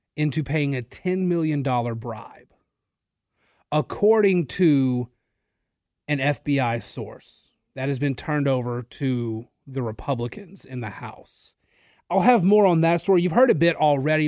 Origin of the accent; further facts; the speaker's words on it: Natchitoches, Louisiana, United States; I grew up in Natchitoches